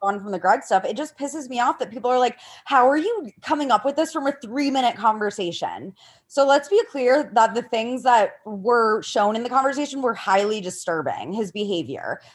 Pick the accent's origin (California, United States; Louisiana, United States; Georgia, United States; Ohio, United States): Ohio, United States; I'm from Ohio too.